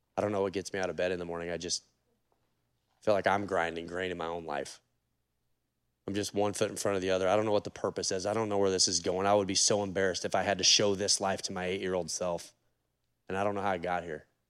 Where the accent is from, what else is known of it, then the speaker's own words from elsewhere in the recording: Oregon, United States; I'm from Oregon